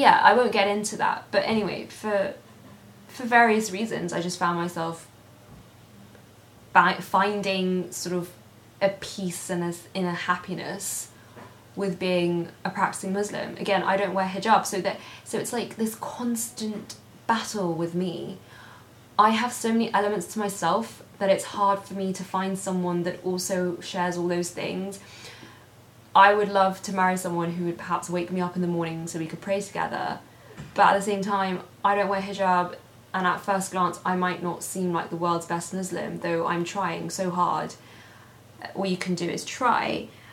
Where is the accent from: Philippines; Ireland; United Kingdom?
United Kingdom; London; I'm born and raised in London.